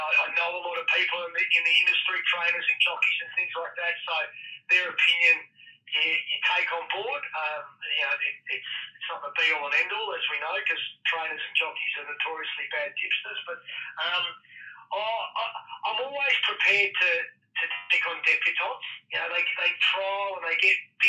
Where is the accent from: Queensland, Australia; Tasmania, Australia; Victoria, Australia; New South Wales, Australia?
Victoria, Australia; Melbourne; also born or lived in Perth, Australia; we moved from Perth to Melbourne when I was 10 years of age.